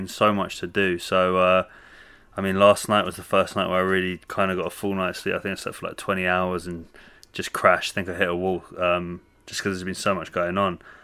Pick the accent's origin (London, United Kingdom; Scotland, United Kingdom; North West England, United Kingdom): London, United Kingdom; also born or lived in Canada; I went to school kind of around the North London area